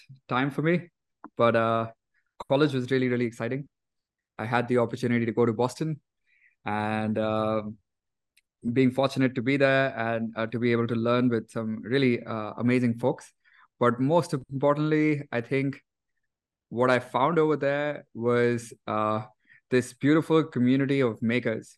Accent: Delhi, India; growing up, I grew up in Delhi, and I went to a regular school

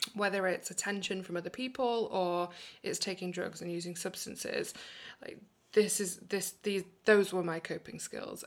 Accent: England, United Kingdom; accent: British; also born or lived in New York, United States; now in Portland, United States; we ended up moving to England when we were just three years old. And that's where I grew up.

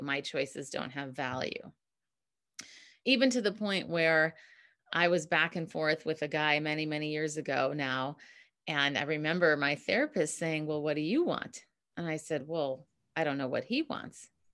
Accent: Minneapolis, Minnesota, United States; moved away as an adult; now in San Francisco, United States; I'm originally from Minneapolis

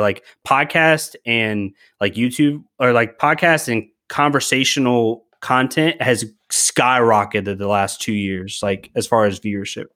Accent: Charlottesville, Virginia, United States; I come from Charlottesville, Shenandoah area in Virginia

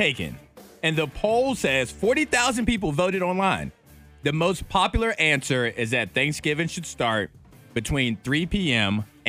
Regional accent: Chatham, United States; even though both of us grew up in the country, I grew up in Chatham, you grew up in Bedford, all countries aren't made the same.

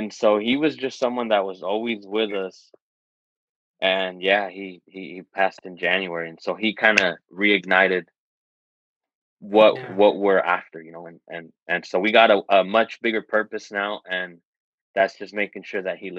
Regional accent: California, United States; also born or lived in Nevada; We grew up in California, and then for a while we moved to Nevada

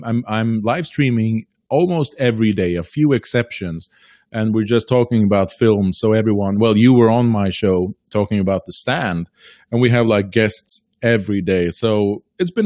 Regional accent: Faroe Islands; now in Norway; I'm originally from the Faroe Islands. I live on mainland Scandinavia, but in Norway

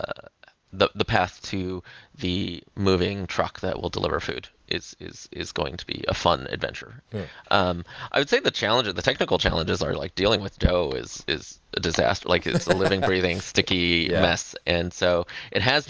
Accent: Los Angeles, California, United States; moved away as an adult; also born or lived in Silicon Valley; moving back to my hometown of Los Angeles in 2014

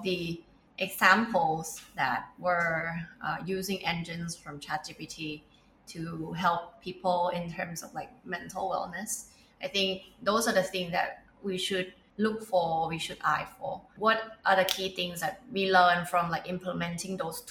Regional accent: Thailand; we are from Thailand

